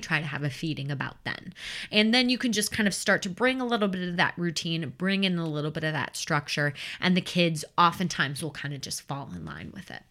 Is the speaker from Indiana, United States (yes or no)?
no; Chicagoland suburbs, Illinois, United States; I grew up in the Chicagoland suburbs.